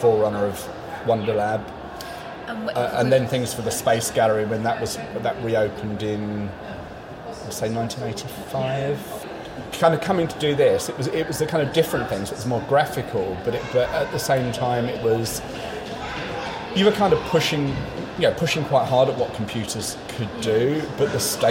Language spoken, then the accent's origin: English; London, United Kingdom; I grew up in London in the mid-70s.